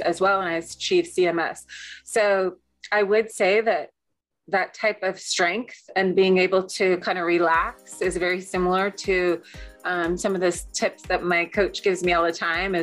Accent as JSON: {"language": "English", "town": "Seattle", "region": "Washington", "country": "United States", "said": "I'm from Seattle"}